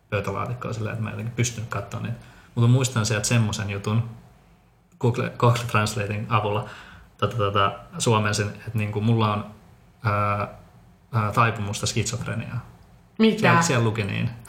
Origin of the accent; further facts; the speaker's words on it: Bogotá, Colombia; born there; Tuosta tuli muisto mieleen, koska sun äiti silloin kävi siellä meidän tota, sairaalassa, missä me synnyttiin Bogotassa.